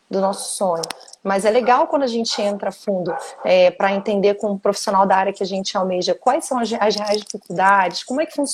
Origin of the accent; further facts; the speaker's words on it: Rio de Janeiro, Brazil; now in Vila Velha, Brazil; É, eu sou, do, na verdade, sou carioca, mas já